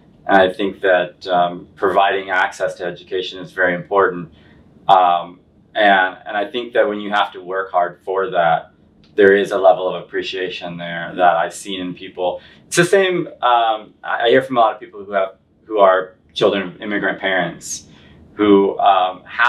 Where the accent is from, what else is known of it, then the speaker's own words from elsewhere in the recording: Central Illinois, United States; now in Chicago, United States; I'm from the Central Illinois, so I'm almost exactly halfway between like St. Louis and Chicago.